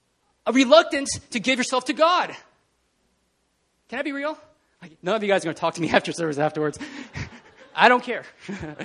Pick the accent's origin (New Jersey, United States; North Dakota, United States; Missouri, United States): New Jersey, United States; accent: Jersey; moved away as an adult; I'm from Jersey. When I get really animated, my Jersey accent comes out.